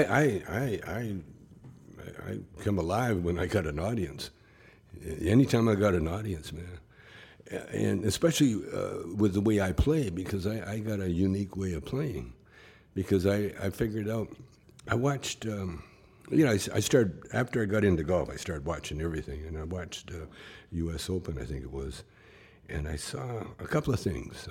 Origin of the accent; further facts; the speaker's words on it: Calgary, Alberta, Canada; moved away; when I was a, a, a kid, you know, growing up in Calgary